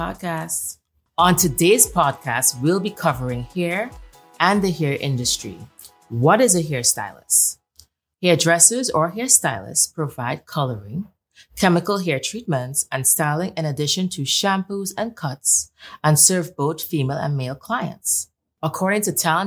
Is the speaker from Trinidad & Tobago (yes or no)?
yes; Trinidad & Tobago; she hails all the way from Trinidad and Tobago, just like myself